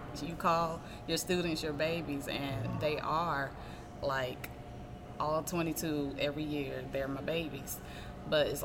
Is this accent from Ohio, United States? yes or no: no; Augusta, Georgia, United States; also born or lived in Fort Benning, Georgia / Germany / Hinesville, Georgia; when I was in first grade is when we moved to Augusta. I think it was like 91 or 92 or something like that. But I've been Augusta basically the remainder of my life.